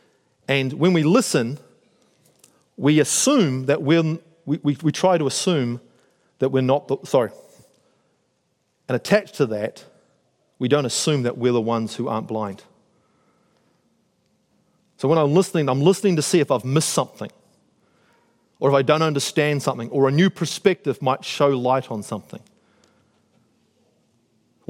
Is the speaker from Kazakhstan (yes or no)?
no; Auckland, New Zealand; moved away as an adult; also born or lived in United States / North Shore, Auckland; I grew up in South Auckland, I live here on the shore, I've moved around with the military, I've lived in the States.